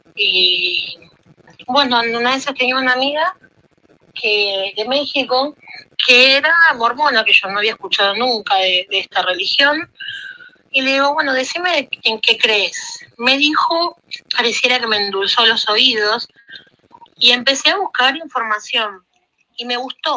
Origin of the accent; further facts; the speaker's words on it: Argentina; now in Italy; yo nací en Argentina. Y después de muchísimos años mi papá quiso volver acá a Italia, vendimos todo en Argentina y nos mudamos hace 17 años acá